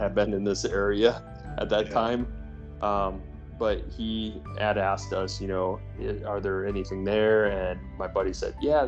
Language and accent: English; Iowa, United States; now in Florida, United States; when I grew up as a kid, I grew up in Iowa